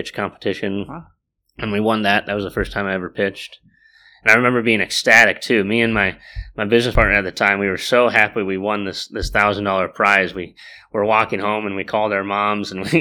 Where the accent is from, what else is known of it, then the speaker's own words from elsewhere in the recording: Silicon Valley, California, United States; moved away as an adult; also born or lived in Ames, Iowa; I was born in Silicon Valley